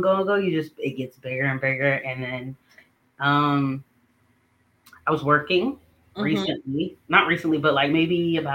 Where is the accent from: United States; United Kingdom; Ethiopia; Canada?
United States; Jacksonville, North Carolina; moved away as an adult; now in Greensboro, United States; I'm originally from Jacksonville, North Carolina